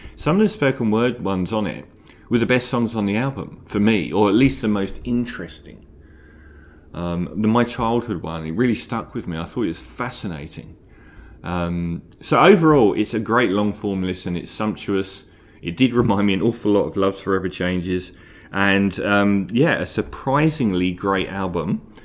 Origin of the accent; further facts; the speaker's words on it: London, United Kingdom; I'm from London, and we have the Tube in London